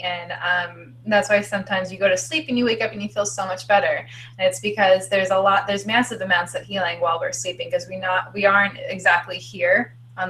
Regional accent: New York, United States; we're both from New York

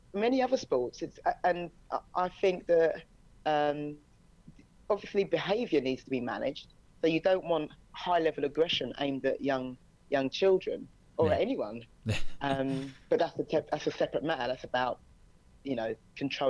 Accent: England, United Kingdom; moved away as an adult; also born or lived in United States; now in China; I'm from England, so coached in England

